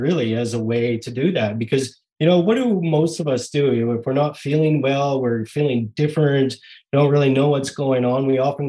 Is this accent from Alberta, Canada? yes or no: yes; Rimbey, Alberta, Canada; moved away as an adult; now in Vancouver, Canada; I grew up in Alberta, a bunch of small towns throughout, but mostly in a little community called Rimby, Alberta